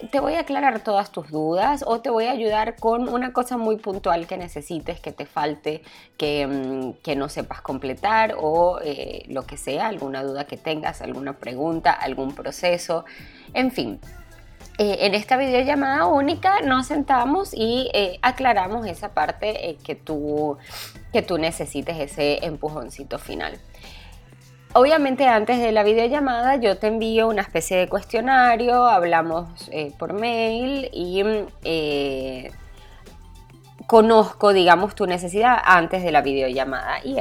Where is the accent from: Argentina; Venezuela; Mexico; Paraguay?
Venezuela; Ciertos elementos que son importantes para nosotros como venezolanos y que acá me los permitan hacer en una boda.